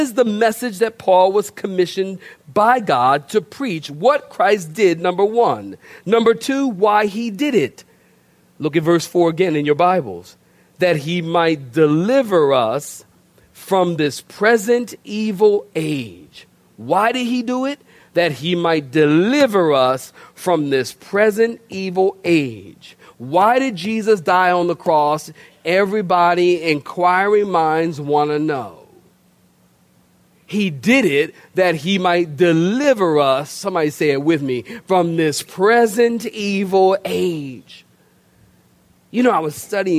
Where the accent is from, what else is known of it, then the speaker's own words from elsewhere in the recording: Philadelphia, Pennsylvania, United States; moved away; also born or lived in Oceanside, California; I'm from Philadelphia originally.